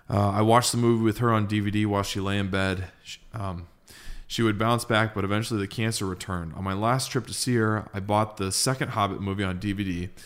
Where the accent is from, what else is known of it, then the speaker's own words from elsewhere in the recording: Streetsboro, Ohio, United States; I grew up in Streetsboro, Ohio, so a fellow Ohio boy, Shire born. I guess I didn't move far because at 33, I live only 30 minutes away in Akron.